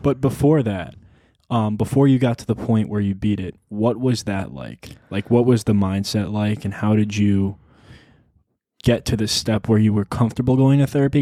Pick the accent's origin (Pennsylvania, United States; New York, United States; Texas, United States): New York, United States; also born or lived in Arizona; when I moved from Arizona to New York